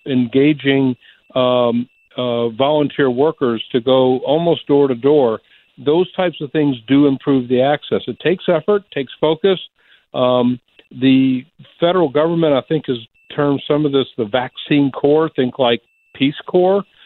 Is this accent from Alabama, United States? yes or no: yes; Alabama, United States; I'm living in a rural state. I'm from Alabama